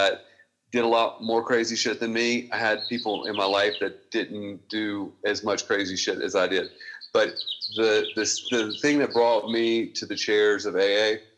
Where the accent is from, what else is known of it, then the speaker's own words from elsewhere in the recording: Mississippi, United States; I'm from Mississippi